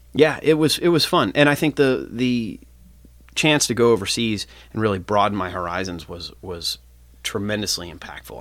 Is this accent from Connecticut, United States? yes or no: no; Cincinnati, Ohio, United States; I grew up here in Cincinnati